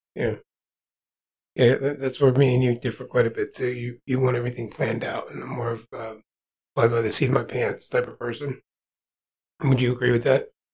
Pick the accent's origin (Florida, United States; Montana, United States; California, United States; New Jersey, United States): New Jersey, United States; moved away as an adult; now in Kansas, United States; born and raised in New Jersey